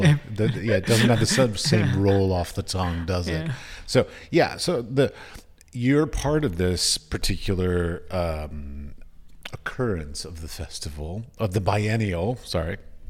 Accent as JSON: {"language": "English", "country": "United States", "said": "I'm American."}